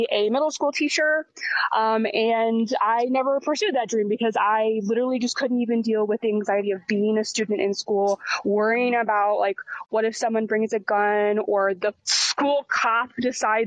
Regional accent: Texas, United States; As a Texan myself

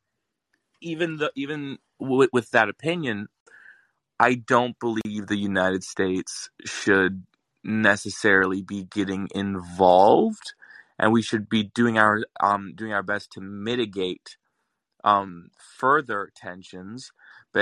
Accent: Latvia; moved away; I grew up in Latvia.

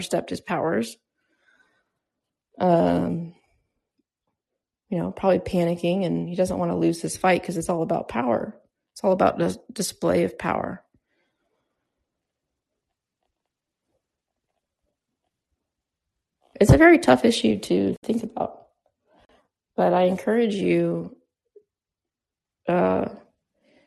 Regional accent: United States; I'm an American

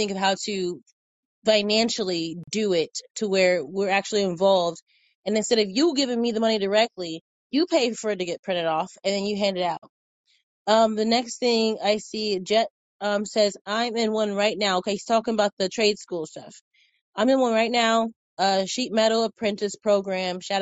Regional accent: Indiana, United States; now in Texas, United States; I'm from Indiana

